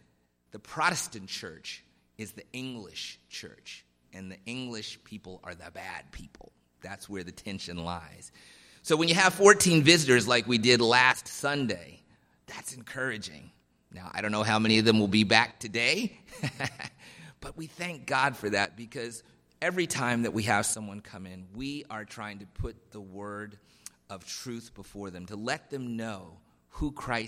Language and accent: English; Washington, District of Columbia, United States; now in Lachute, California, United States; I grew up in Washington, D.C. My grandfather was the pastor of probably the largest African-American congregation in D.C. when I was growing up.